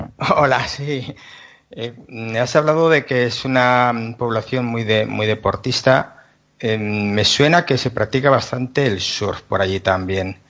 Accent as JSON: {"language": "Spanish", "town": "San Sebastián", "region": "Basque Country", "country": "Spain", "said": "yo soy de Donosti"}